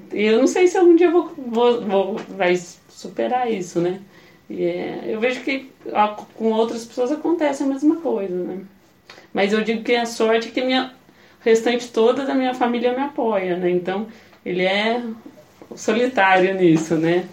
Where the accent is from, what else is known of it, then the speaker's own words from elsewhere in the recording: Taubaté, São Paulo, Brazil; moved away as an adult; also born or lived in Campinas; sou de Taubaté, vim pra Campinas pra fazer sociologia